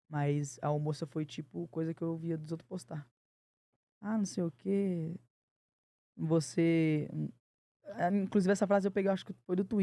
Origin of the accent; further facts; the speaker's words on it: Belo Horizonte, Minas Gerais, Brazil; todo mundo todo acha mundo que eu sou de São Paulo e pergunta. Fala, não, mano, sou de BH, ué.